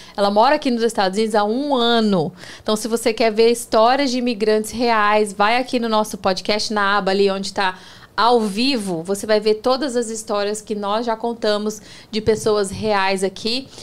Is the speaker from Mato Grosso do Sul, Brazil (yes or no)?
yes; Campo Grande, Mato Grosso do Sul, Brazil; moved away as an adult; now in Orlando, United States; eu sou do Pantanal